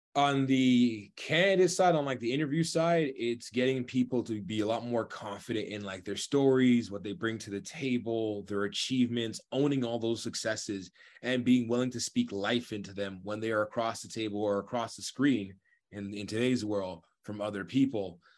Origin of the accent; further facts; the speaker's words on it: Toronto, Ontario, Canada; I love being from Toronto